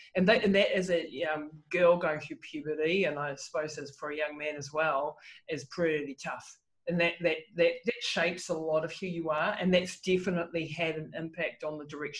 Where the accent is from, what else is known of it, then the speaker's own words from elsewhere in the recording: New Zealand; And so I grew up in New Zealand in the 70s